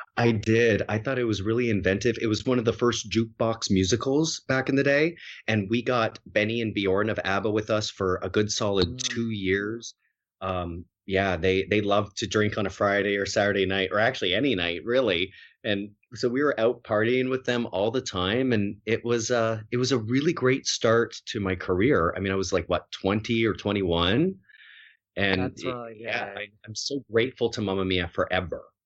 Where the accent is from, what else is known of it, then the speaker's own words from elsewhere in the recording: Harrow, Ontario, Canada; moved away; also born or lived in Winnipeg; I grew up in like one of the smallest farming communities in all of Canada in Harrow, Ontario, which is right across the border from Detroit